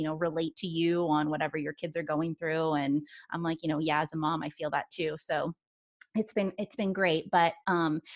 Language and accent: English; Washington, United States; moved away; I grew up in Washington